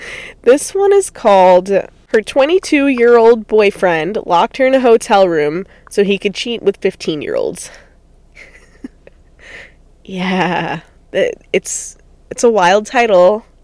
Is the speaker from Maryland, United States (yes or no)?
no; New York, United States; now in California, United States; So then I flew back to California, I'm originally from New York, with the hopes of killing my ex